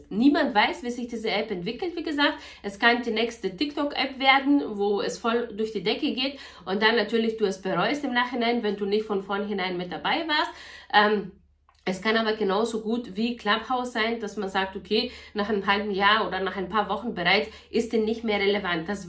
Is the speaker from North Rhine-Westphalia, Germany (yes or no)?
no; Bavaria, Germany; ich komme aus Niederbayern, ich habe zwei Kinder, ich bin verheiratet, bla bla bla.